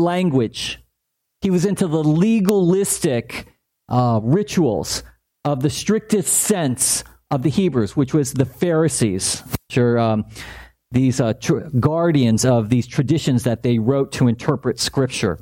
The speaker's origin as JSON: {"language": "English", "town": "La Palma", "region": "California", "country": "United States", "tie": "born or raised there", "said": "I grew up in La Palma, not far from here, about a square mile city"}